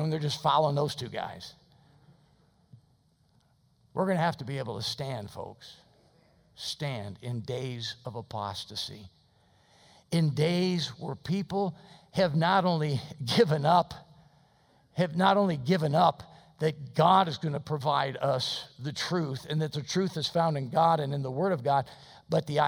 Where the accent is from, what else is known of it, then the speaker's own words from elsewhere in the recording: United States; I'm an American Christian.